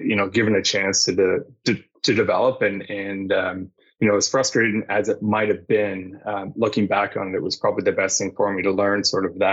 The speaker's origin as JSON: {"language": "English", "town": "Kingston", "region": "Ontario", "country": "Canada", "tie": "born or raised there", "said": "I grew up in Kingston, which is outside of Toronto"}